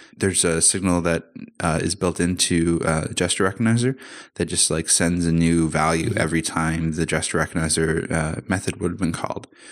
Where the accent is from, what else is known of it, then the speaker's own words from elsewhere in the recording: Canada; now in Amsterdam, Netherlands; I'm Canadian, but I'm living in Amsterdam at the moment